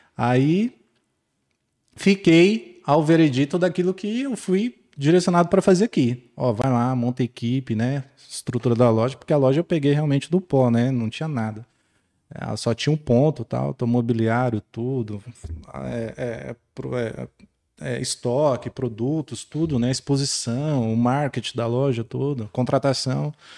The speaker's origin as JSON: {"language": "Portuguese", "region": "São Paulo", "country": "Brazil", "moved": "as an adult", "lives_now": "Barreiras, Brazil", "said": "Sou, sou de São Paulo, estou em Barreiras há cinco anos"}